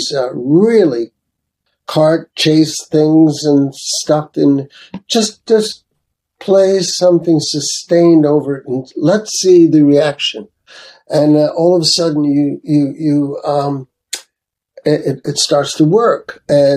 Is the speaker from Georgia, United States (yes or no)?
no; New York City, New York, United States; I grew up in Brooklyn, New York